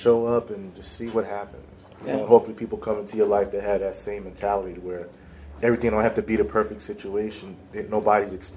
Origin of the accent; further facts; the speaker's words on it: Philadelphia, Pennsylvania, United States; I'm from Philly, I'm a Philly boy